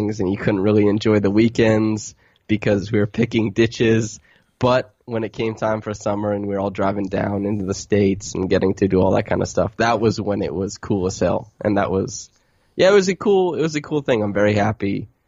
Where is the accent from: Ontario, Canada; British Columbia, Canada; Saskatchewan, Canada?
Saskatchewan, Canada; Sturgis; first language English; moved away as an adult; also born or lived in Toronto; now in Mexico; growing up in Sturgis, Saskatchewan